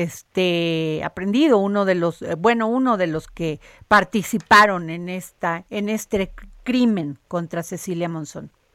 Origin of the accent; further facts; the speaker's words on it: Veracruz, Mexico; yo soy veracruzana